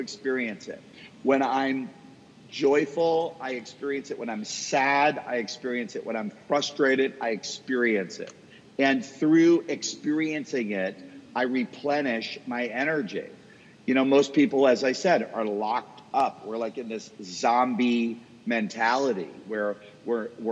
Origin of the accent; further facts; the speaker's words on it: Boston, Massachusetts, United States; now in Dallas, United States; Boston, where I'm from. So that's my hometown. I live in Dallas now